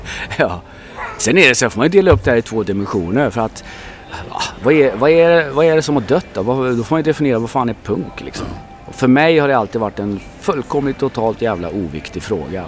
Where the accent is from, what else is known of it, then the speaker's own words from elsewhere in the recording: Sweden; jag är ju, jag är ju ursvensk